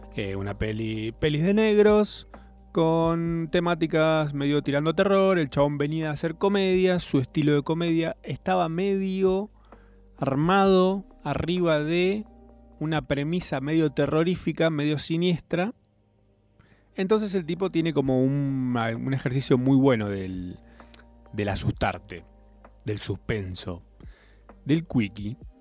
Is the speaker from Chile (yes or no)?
no; Argentina; nos define como argentinos